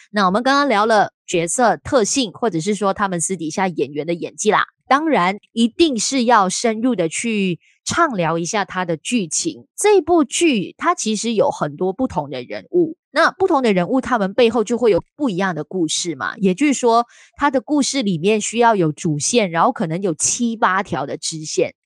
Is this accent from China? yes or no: no; Kuala Lumpur, Malaysia; 因为我是住吉隆坡的